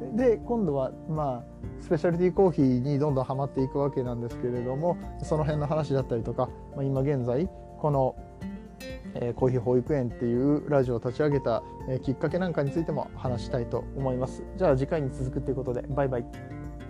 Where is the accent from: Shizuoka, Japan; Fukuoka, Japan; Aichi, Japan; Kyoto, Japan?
Aichi, Japan; Nagoya; 僕名古屋の出身なんでモーニングの文化もあって